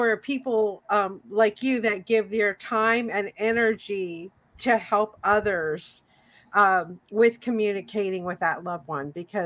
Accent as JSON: {"language": "English", "region": "Tennessee", "country": "United States", "tie": "born or raised there", "moved": "yes", "said": "I grew up in Tennessee."}